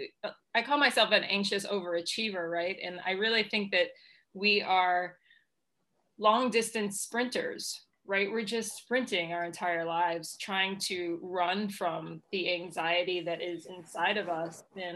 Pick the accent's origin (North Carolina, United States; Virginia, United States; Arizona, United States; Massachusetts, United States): Massachusetts, United States; No, I grew up here. I was born just outside of Boston.